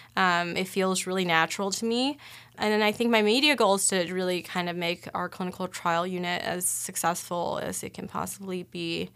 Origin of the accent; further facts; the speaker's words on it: Cleveland, Ohio, United States; moved away as an adult; also born or lived in Boston / Miami; now in Omaha, United States; I'm originally from Cleveland